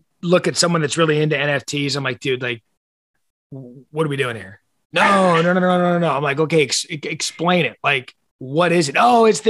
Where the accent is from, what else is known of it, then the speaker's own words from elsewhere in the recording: Arizona, United States; growing up in Arizona